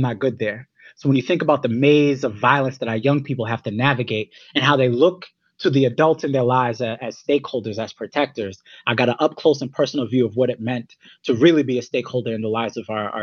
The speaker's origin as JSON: {"language": "English", "town": "Worcester", "region": "Massachusetts", "country": "United States", "tie": "born or raised there", "moved": "yes", "lives_now": "New York City, United States", "said": "I was born in Worcester, Massachusetts. Thankfully, I do not have a Boston accent"}